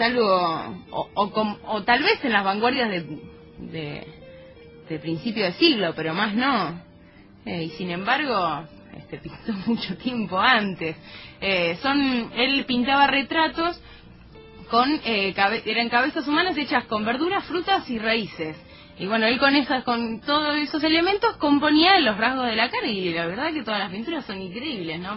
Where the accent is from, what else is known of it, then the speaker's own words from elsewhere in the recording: Buenos Aires Province, Argentina; yo no soy porteña, yo soy bonaerense